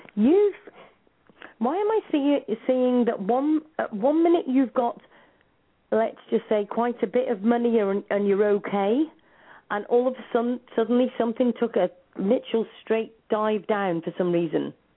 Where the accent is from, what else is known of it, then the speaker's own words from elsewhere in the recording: England, United Kingdom; moved away as an adult; also born or lived in New Zealand; I'm from England